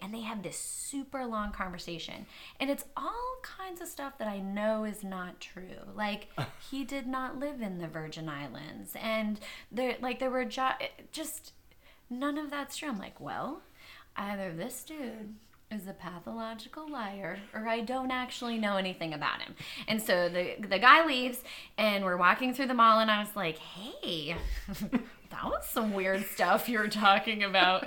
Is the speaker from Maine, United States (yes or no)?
yes; Old Town, Maine, United States; moved away; I lived in this little town called Old Town, Maine